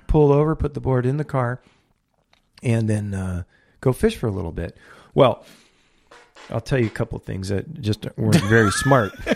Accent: Port Hueneme, California, United States; I grew up in Ventura County, I grew up on, in a beach community called Port Wayneeme.

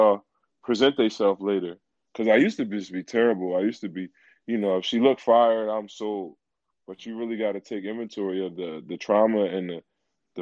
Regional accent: Philadelphia, Pennsylvania, United States; I'm a poet from Philly.

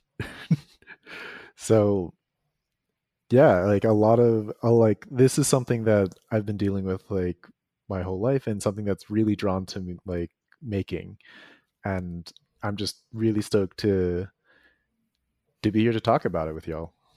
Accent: East Coast of the United States, United States; I was raised on the East Coast of the United States

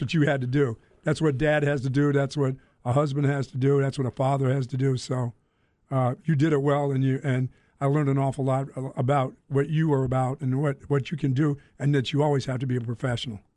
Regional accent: Greensboro, North Carolina, United States; also born or lived in Philadelphia; I grew up in Greensboro, North Carolina when, when, as a young boy

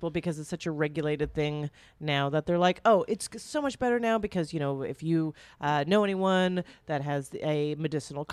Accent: Canada; now in New York, United States; I grew up in Canada.

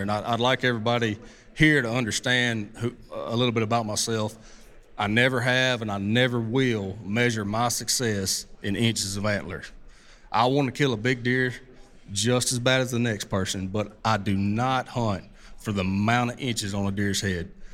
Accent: Southeast, United States; also born or lived in Mississippi Delta; I'm from the Southeast.

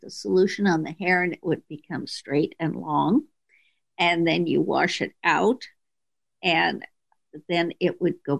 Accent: Minneapolis, Minnesota, United States; moved away; I grew up in Minneapolis and left there

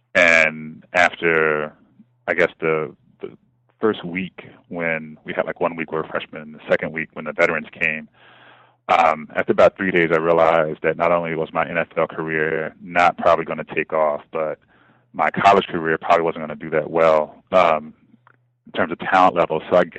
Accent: Kansas City, Missouri, United States; I am originally from Kansas City, Missouri, born and raised and kind of in the center of the city, what we would call South

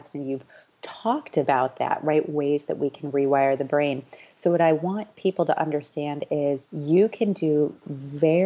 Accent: Midwest, United States; I grew up showing horses in the Midwest.

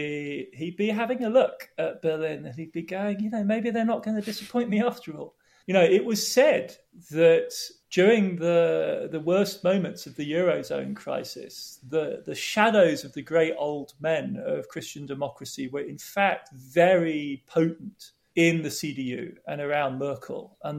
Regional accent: United Kingdom; as a Brit, somebody interested in economics, you know, I want to be in the Treasury in the UK

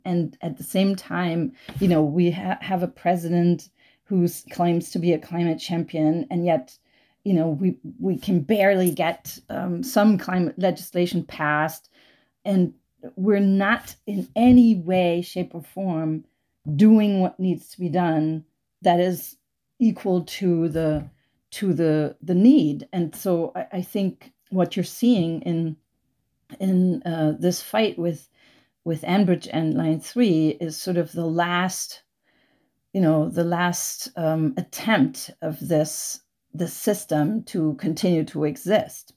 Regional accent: Germany; moved away as an adult; now in United States; I grew up in Germany. I, I grew up on a little, tiny little island in the North Sea without cars

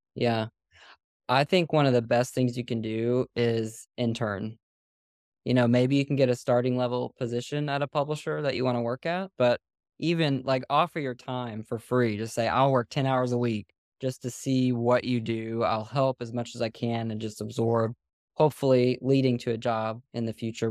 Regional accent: Nashville, Tennessee, United States; moved away as an adult; now in Pensacola, United States; I'm from Nashville.

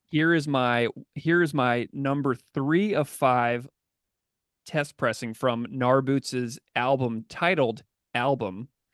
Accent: St. Louis, Missouri, United States; I grew up in St. Louis, a city with a rich ska past

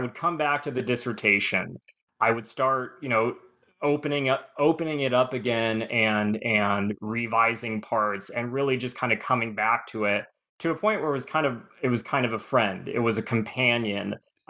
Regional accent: California, United States; I was born and raised in Southern California, like I said

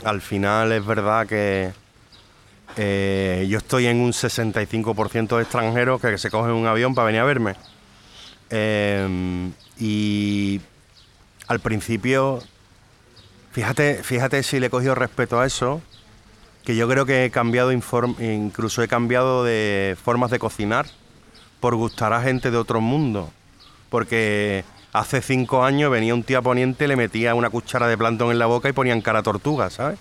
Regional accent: Cádiz, Andalusia, Spain; also born or lived in France; Soy gaditano de cojones

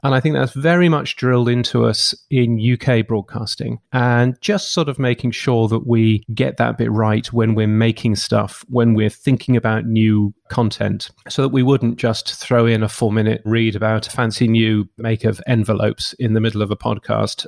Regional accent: United Kingdom; I grew up in the U K, as you can tell from my ridiculous accent

